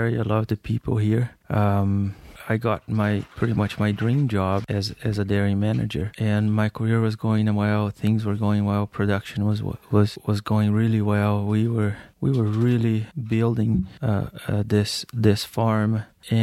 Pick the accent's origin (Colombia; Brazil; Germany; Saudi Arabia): Brazil; moved away as an adult; now in United States; I grew up in Brazil